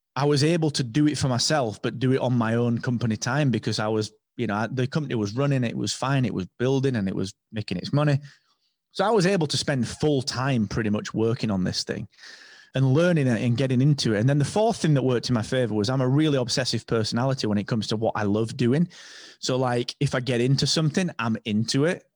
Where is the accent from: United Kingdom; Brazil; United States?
United Kingdom; England; I'm English